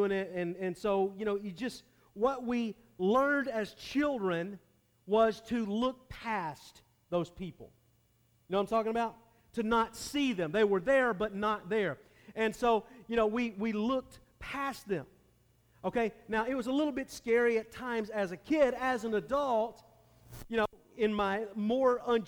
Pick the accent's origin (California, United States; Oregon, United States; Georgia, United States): Georgia, United States; Atlanta; I grew up in the Atlanta area. I didn't grow up in downtown Atlanta, but I grew up on the north side. I grew up in the suburbs